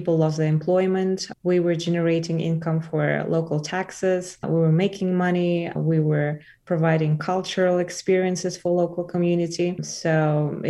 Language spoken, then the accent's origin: English; Elista, Kalmykia, Russia; also born or lived in Moscow, Russia / New York, United States; now in Boulder, United States; I was born in a place called Elista. It's the capital of Kalmyk Republic.